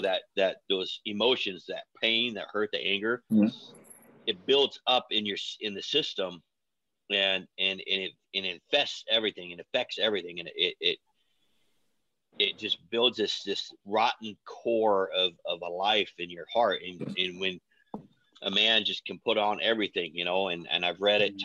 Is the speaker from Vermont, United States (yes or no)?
no; Oregon, United States; also born or lived in Missouri / Lebanon, Oregon; I was born in Missouri, but kind of raised in Oregon. Adopted when I was little.